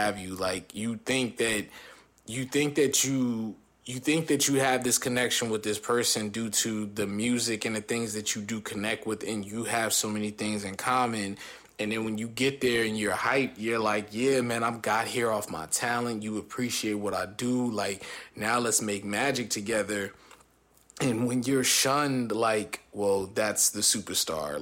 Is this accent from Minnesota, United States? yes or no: no; East Orange, New Jersey, United States; I'm from East Orange, New Jersey